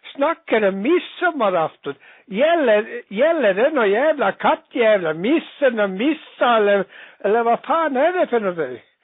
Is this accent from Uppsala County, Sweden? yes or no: no; Dalarna County, Sweden; Jag är själv ifrån Dalarna